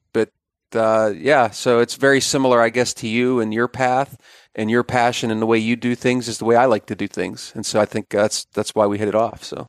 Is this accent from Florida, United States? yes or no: no; Pennsylvania, United States; moved away as an adult; also born or lived in Bismarck, North Dakota / Columbus, Ohio; I'm, I'm a native Pennsylvanian